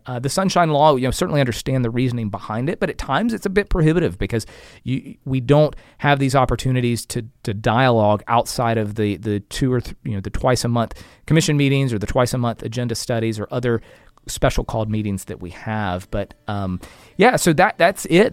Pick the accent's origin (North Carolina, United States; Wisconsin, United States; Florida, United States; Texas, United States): Florida, United States; Bartow; moved away as an adult; now in Lakeland, United States; I'm a Lakeland, proud Lakeland resident, but, um, I hail from Bartow, and, and Mister Dixon went to Union Academy. I went to Union Academy as well